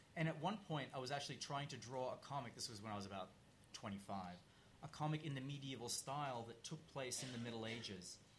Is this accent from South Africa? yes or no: no; Australia; moved away; I grew up in Australia